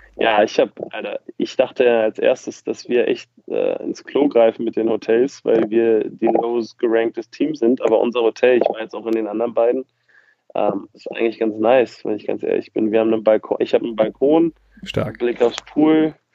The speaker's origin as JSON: {"language": "German", "region": "Berlin", "country": "Germany", "said": "ich komme aus Berlin"}